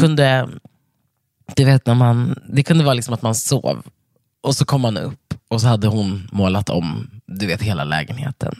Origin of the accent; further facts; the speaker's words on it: Stockholm, Stockholm County, Sweden; Jag är uppvuxen på Södermalm i Stockholm med min mamma och två syskon.